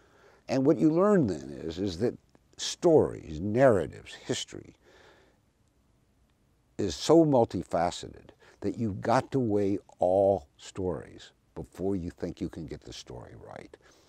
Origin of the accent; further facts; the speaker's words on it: the South, United States; I even mentioned growing up in the South, in the Jim Crow South